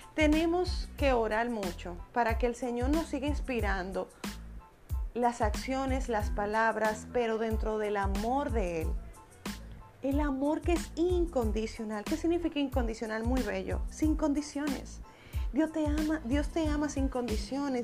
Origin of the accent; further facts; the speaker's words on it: Dominican Republic; República Dominicana, que es mi país natal